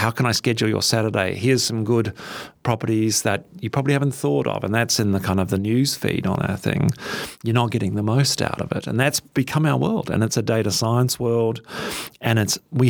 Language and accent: English; New Zealand; now in Australia; I'm a Kiwi